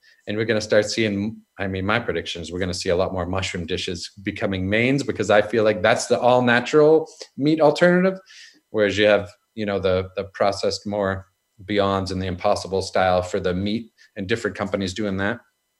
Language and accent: English; United States; moved away as an adult; now in London, United Kingdom; I miss being home in London. I am an American, but I've been there for 3.5 years now